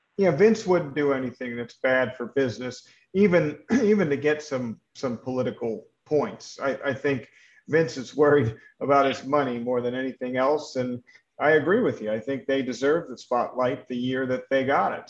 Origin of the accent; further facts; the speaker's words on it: Philadelphia, Pennsylvania, United States; moved away; my hometown, uh, Philadelphia, Pennsylvania. And I, I don't live in Philadelphia right now